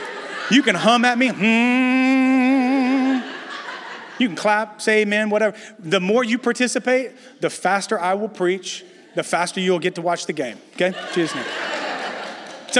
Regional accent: Louisiana, United States; moved away as an adult; also born or lived in Dallas, Texas; now in San Francisco, United States; we're originally from Louisiana

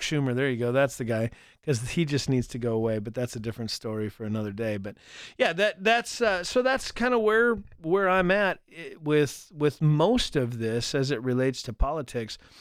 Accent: North Dakota, United States; also born or lived in Colorado Springs; I grew up in North Dakota here

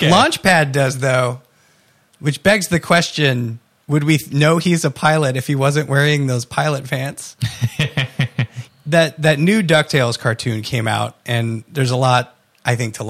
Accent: United States; We are American.

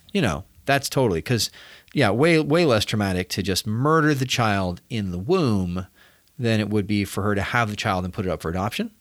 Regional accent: United States; as a American Catholic, as an American Christian

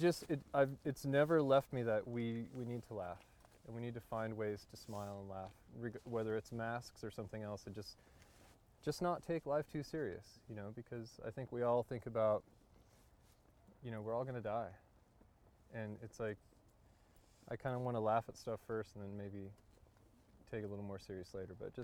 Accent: near Yosemite National Park, California, United States; I was born and raised near Yosemite National Park.

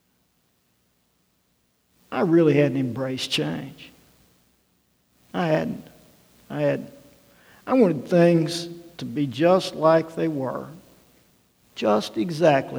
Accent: Arkansas, United States; moved away; a guy growing up in Arkansas

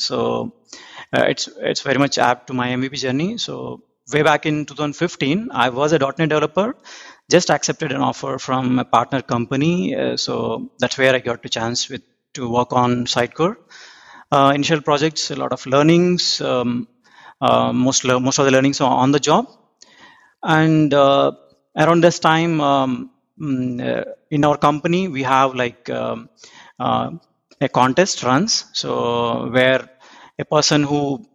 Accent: India; moved away as an adult; now in Auckland, New Zealand; I'm originally from India, but around 2 years back, moved to New Zealand.

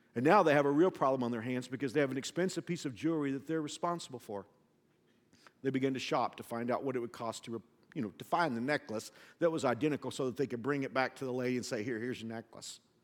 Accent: the South, United States; I'm from the South

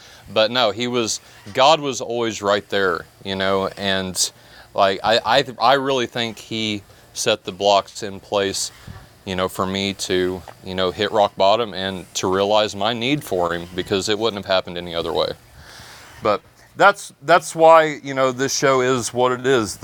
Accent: Indiana, United States; moved away as an adult; also born or lived in Florida; I was 18, moved to Florida. I'm originally from Indiana.

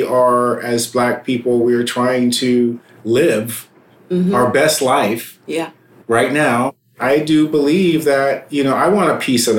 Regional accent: United States; we as a people in America, as African Americans

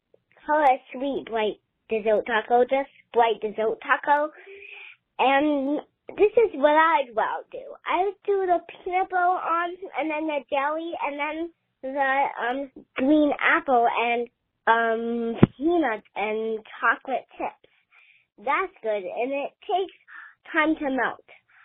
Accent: Henderson, Nevada, United States; I am from Stoke in Henderson, Nevada.

